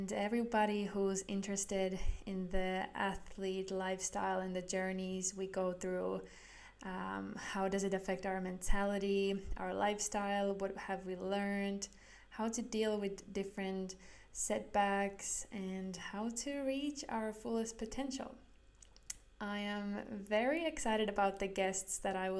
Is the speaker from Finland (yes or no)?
yes; Jyväskylä, Central Finland, Finland; moved away as an adult; now in Helsinki, Finland; I am 24-year-old living in Helsinki, Finland, and I am from Jyväskylä, Finland.